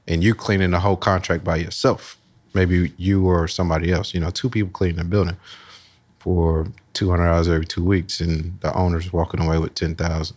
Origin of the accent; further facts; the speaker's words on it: Columbus, Ohio, United States; grew up Southside, Columbus, uh, Lockbourne, Smith area. Went to Marion Franklin High School